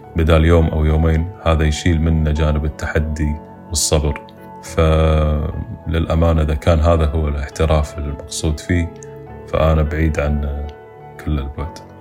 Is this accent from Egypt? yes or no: no; Kuwait; بالكويت ما عندنا